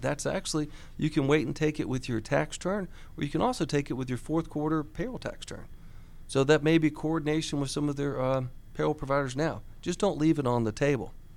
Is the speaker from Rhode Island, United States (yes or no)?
no; Buford, Georgia, United States; I grew up in Buford, so I'm a local person who, uh, still has my family here, still have my business here